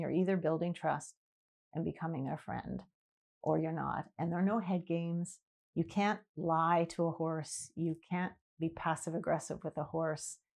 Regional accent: Vancouver, British Columbia, Canada; moved away as an adult; I grew up in Vancouver till I was twenty-one

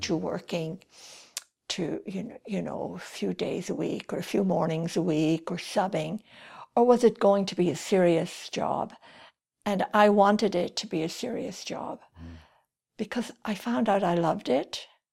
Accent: Kildare, Leinster, Ireland; accent: Irish; moved away as an adult; also born or lived in Paris, France / Romania / Calgary, Canada; now in Canada; I grew up in Kildare

